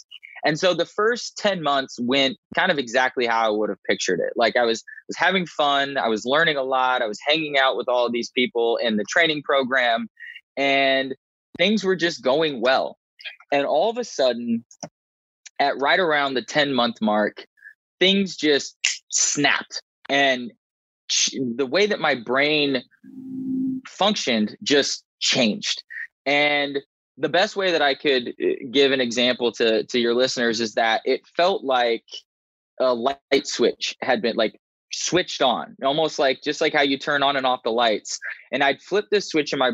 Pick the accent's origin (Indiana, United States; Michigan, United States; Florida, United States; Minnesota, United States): Indiana, United States; moved away as an adult; also born or lived in Raleigh, North Carolina; I grew up in Indiana to a loving set of parents and a sibling